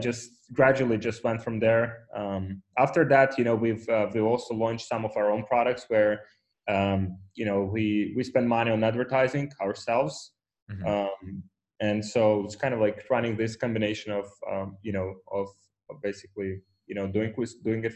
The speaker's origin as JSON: {"language": "English", "country": "Ukraine", "tie": "born or raised there", "second_language": "English", "moved": "as an adult", "lives_now": "Poland", "said": "I was born in Ukraine"}